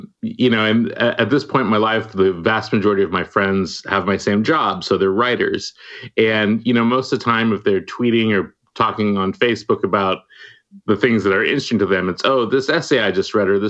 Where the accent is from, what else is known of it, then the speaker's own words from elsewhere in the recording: Walnut Creek, California, United States; I grew up in the Bay Area in Walnut Creek